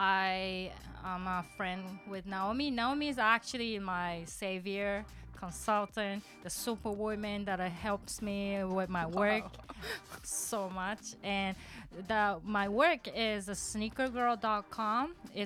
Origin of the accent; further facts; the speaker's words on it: Himeji, Hyogo, Japan; accent: Kansai; English is a second language; now in Kobe, Japan; I live in Kobe, but my hometown is called Himeji, where the beautiful castle's there. So I'm a Kansaijin. So I'm trilingual, Kansai Ben, and Hyojungo, and English.